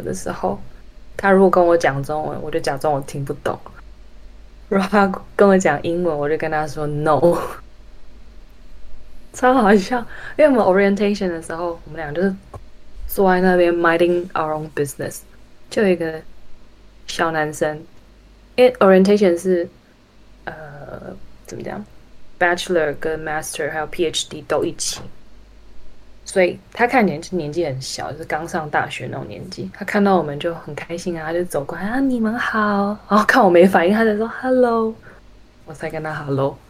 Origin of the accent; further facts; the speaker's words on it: United States; accent: American; 我就很每次在教会人家叫我念什么东西分享的时候，我就会觉得很烦，因为我自己听得出来，就这是个美国腔